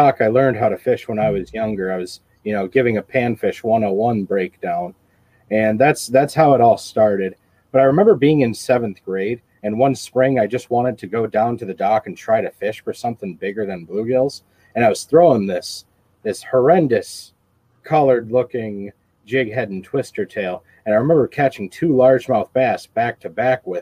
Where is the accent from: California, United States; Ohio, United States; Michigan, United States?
Michigan, United States; Columbiaville; My hometown is in Columbiaville, Michigan